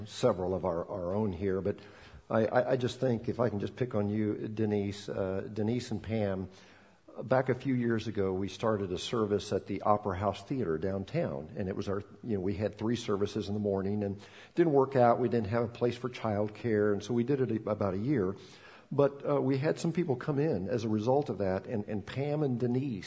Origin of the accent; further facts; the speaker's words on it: Bolivia; moved away; I'm from Bolivia, and talking to them in Spanish